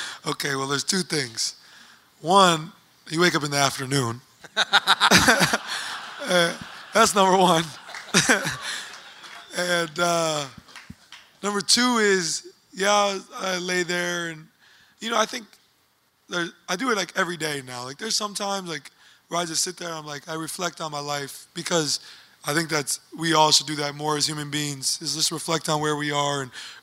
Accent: Oshkosh, Wisconsin, United States; I'm a kid from Oshkosh, Wisconsin that has the opportunity to do what I can.

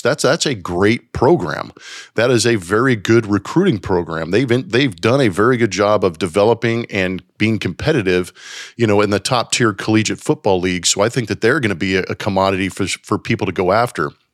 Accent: West Coast, United States; growing up on the West Coast

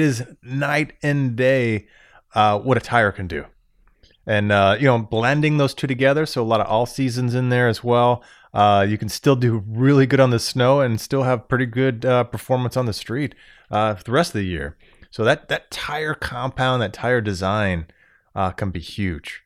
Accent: Florida, United States; moved away as an adult; now in Michigan, United States; Born and raised in Florida my whole life, I moved up to Michigan

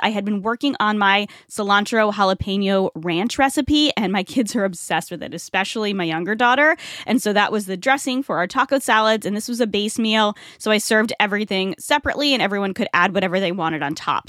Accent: Rhode Island, United States; now in Tampa Bay area, United States; Rhode Island, my home state

